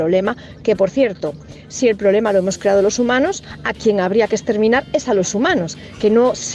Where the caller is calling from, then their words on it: A Coruña, Galicia, Spain; Hola chicos … de La Coruña.